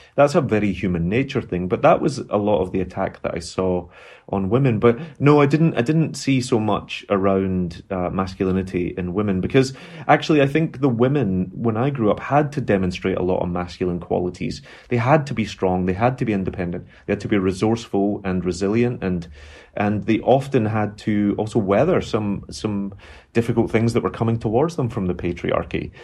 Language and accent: English; Glasgow, Scotland, United Kingdom; born or raised there; moved away